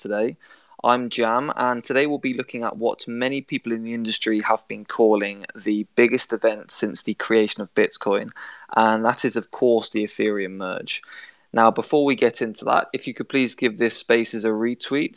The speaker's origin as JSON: {"language": "English", "country": "United Kingdom", "said": "my home country"}